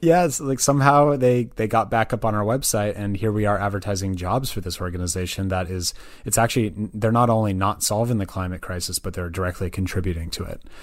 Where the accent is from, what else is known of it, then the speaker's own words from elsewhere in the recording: Berkeley, California, United States; also born or lived in Santa Barbara, California; I was, I was born and raised in the Bay Area. Um, so I'm actually originally from Berkeley, California